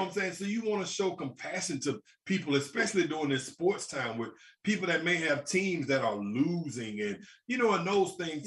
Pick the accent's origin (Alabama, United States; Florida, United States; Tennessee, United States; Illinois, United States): Alabama, United States; Birmingham; I'm from Birmingham, Alabama